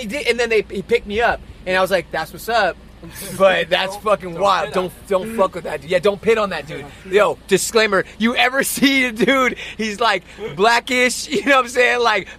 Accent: Inglewood, California, United States; I'm from Inglewood.

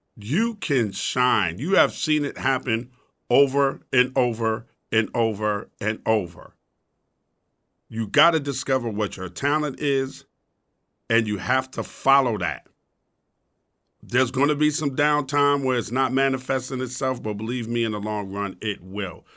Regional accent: New York City, New York, United States; also born or lived in Brooklyn, New York; I was born in Brooklyn in Cumberland Hospital, and not moved the, out to the suburb of Queens

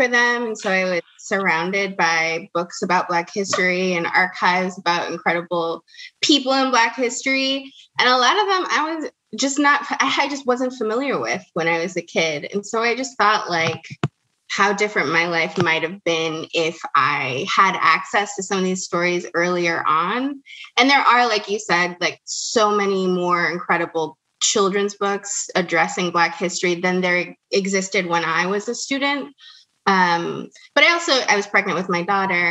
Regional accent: Salt Lake City, Utah, United States; I actually grew up in Salt Lake City, Utah.

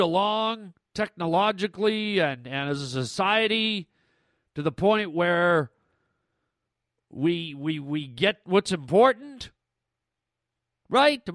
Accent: Canada; now in United States; I grew up in Canada

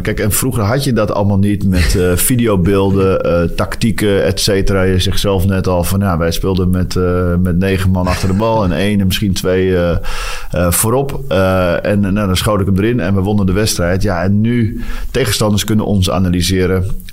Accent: Netherlands; now in Antwerp, Belgium; als Nederlander

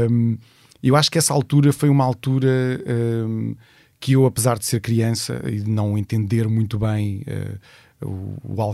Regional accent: Leiria, Leiria District, Portugal; eu sinto que, que o sítio onde eu cresci se tornou literalmente um dormitório da cidade em si.

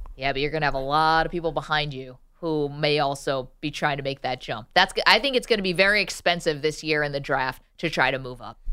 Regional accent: Binghamton, New York, United States; moved away; I'm from Binghamton

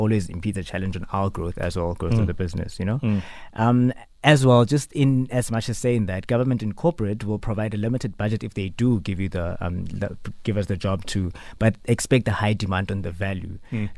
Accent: Dry Harts, Taung, North West, South Africa; I'm originally from Dry Hats, a village. It's a village in Daung in the Northwest.

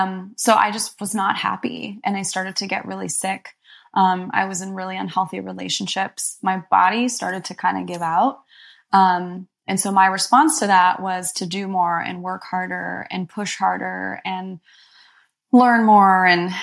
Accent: Egypt; born there; and I was born in Egypt as well.

